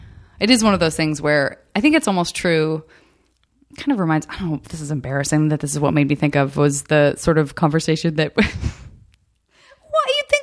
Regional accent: Tucson, Arizona, United States; I'm from Tucson.

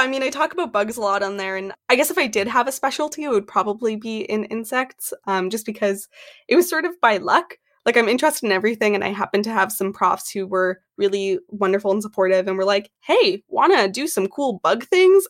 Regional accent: Canada; also born or lived in Edmonton, Alberta; I am from Canada

